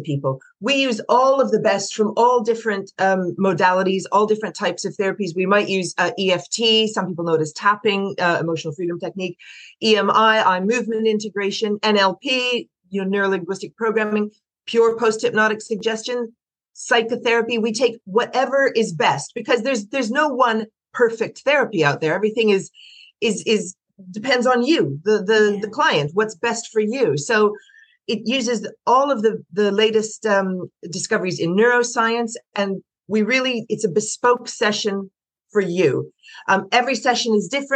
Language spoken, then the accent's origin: English; Canada; moved away as an adult; also born or lived in Prague, Czech Republic; now in London, United Kingdom; I'm from Canada originally, and I worked in banks there.